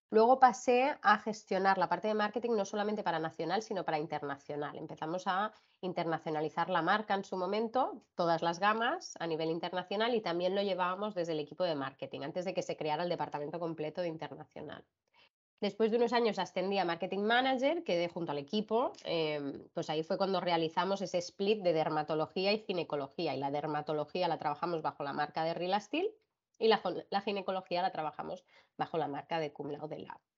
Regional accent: China; also born or lived in Barcelona, Spain; aquí nací yo, nací en Barcelona y a los dos meses pues ya volvimos a China.

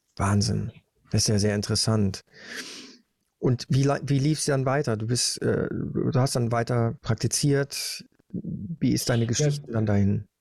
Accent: Germany; Bei uns in Deutschland

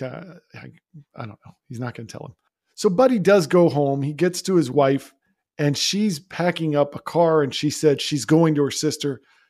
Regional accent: Florida, United States; also born or lived in Georgia; That background here, I grew up in Florida. I went to school in the University of Florida. I lived in Georgia for 4 years.

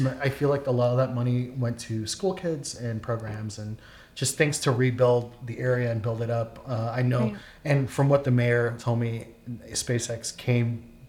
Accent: New York, United States; I'm from New York.

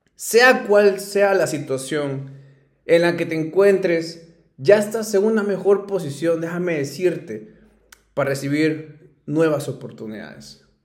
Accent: Ayacucho, Peru; soy ayacuchano, soy peruano, eh, me encanta mi ciudad, soy muy orgulloso de donde vengo

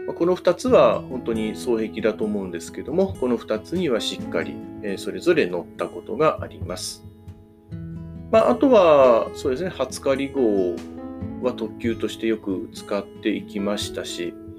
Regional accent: Shizuoka, Japan; 地元の静岡とかあたりから

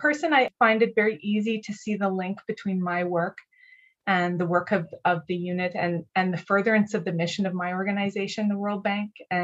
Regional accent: Canada; in Canada, where I'm from

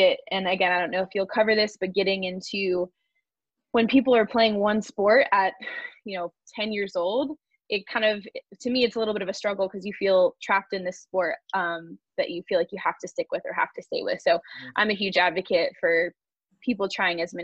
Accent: California, United States; I'm from California, so the beach was a huge part of our life

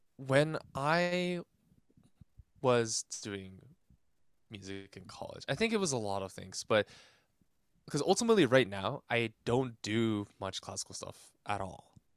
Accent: Irvine, California, United States; also born or lived in Granada Hills, Los Angeles; I was born in Granada Hills originally, but I spent most of my formative years in Irvine, California

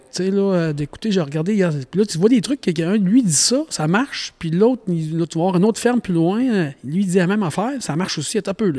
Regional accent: Saint-Wenceslas, Quebec, Canada; now in Sainte-Monique, Canada; je viens de Saint-Wenceslas. OK. Pas trop loin de ce que j'habite en ce moment, Sainte-Monique.

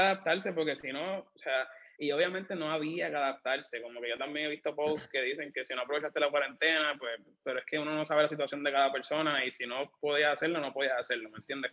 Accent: Bayamón, Puerto Rico; also born or lived in Caguas; now in San Juan, Puerto Rico; yo vivo en San Juan, originalmente soy de Bayamón, después me mudé a Cagua

